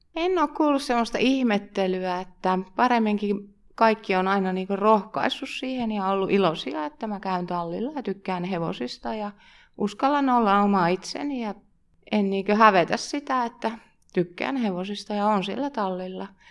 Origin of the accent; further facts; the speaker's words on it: Pihtipudas, Central Finland, Finland; Mä oon Pihtiputalta kotosin ja meidän perheessä on aina ollut hevosia.